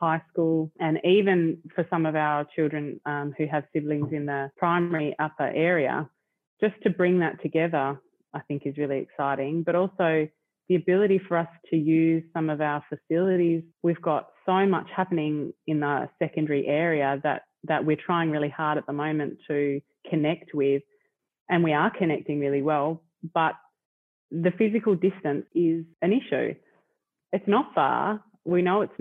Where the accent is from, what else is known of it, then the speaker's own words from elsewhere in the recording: Smithton, Tasmania, Australia; also born or lived in Launceston; I was raised in Smithton.